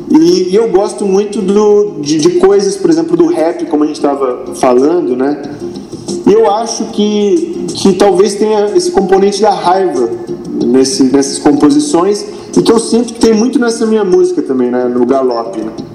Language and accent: Portuguese; interior of São Paulo, Brazil; eu sou do, aqui do interior de São Paulo